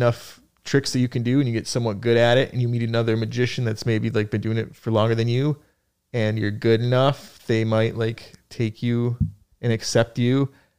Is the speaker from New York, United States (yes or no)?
yes; Buffalo, New York, United States; now in New York City, United States